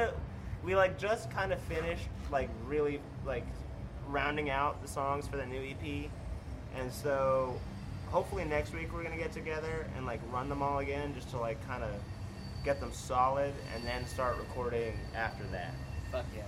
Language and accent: English; Ontario, Canada; now in Texas, United States; 30 minutes from my hometown in Canada